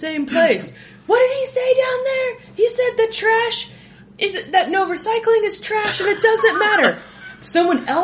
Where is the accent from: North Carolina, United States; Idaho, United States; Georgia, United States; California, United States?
California, United States; now in Denver, United States; I grew up in California